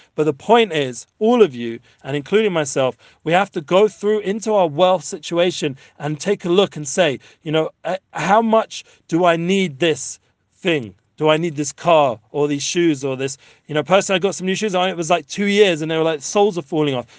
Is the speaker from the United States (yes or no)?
no; London, United Kingdom; now in Israel; growing up in London and all the other places